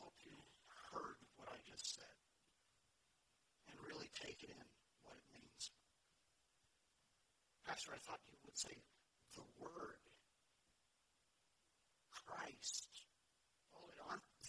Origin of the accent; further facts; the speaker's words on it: United States; as American evangelicals